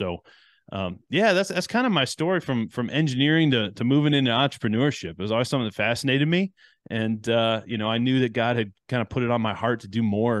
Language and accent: English; Detroit, Michigan, United States; also born or lived in Chicago; now in Houston, United States; I grew up in Chicago area, moved around a little bit. So I consider myself Chicago born, Detroit raised, and Houston grown.